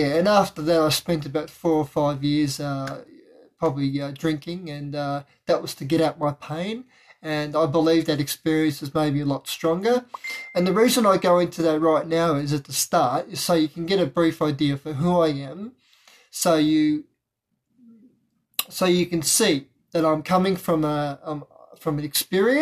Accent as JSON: {"language": "English", "town": "Melbourne", "region": "Victoria", "country": "Australia", "said": "I'm from Melbourne, Victoria, Australia"}